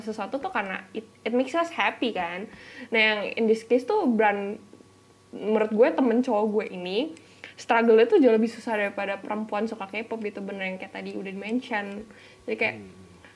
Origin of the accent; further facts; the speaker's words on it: Bali, Indonesia; accent: Balinese; dulu gue gedenya kan di Bali